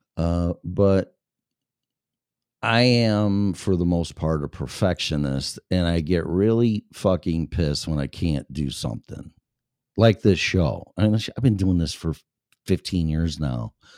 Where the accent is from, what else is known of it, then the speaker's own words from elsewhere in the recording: Chicago, Illinois, United States; also born or lived in Florida; now in Colorado, United States; I was born and raised in Chicago